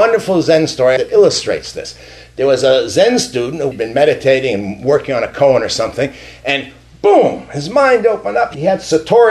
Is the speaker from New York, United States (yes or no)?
yes; New York, United States; first language English; moved away; I grew up in New York, an Italian neighborhood with lots of Jews